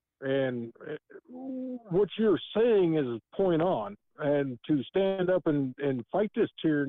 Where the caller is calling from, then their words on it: South Dakota, United States; … from South Dakota.